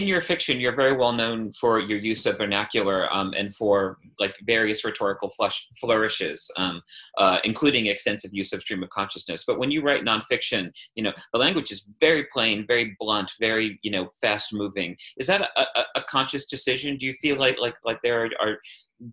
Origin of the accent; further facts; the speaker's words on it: Kansas, United States; my home state of Kansas